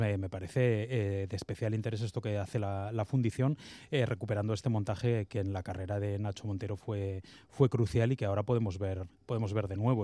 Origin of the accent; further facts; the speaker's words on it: Bilbao, Basque Country, Spain; como bilbaíno